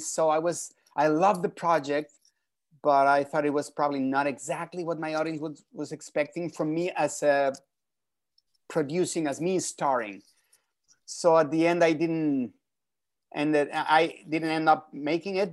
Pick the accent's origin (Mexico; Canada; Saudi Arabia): Mexico; Mexico City; moved away; I was born and raised in Mexico City